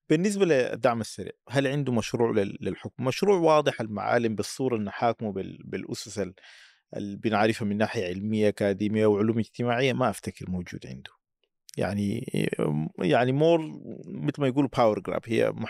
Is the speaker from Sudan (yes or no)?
yes; Sudan; لكن التوصيف الادق عندنا في السودان انه نحن امه من شعوب والسودان ليس ليس مجرد قطر وانما اقليم بحجمه حتى بعد انفصال الجنوب